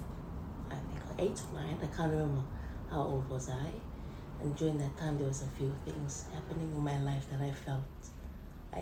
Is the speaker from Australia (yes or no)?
no; Cook Islands; I'm from Palmerston Island. Yeah, where I was raised there with my siblings.